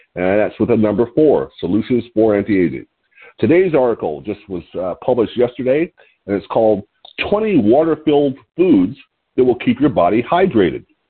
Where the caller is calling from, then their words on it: Lompoc, California, United States; I'm calling in from Lompoc, California, which is 54 miles north of Santa Barbara on California's beautiful Central Coast.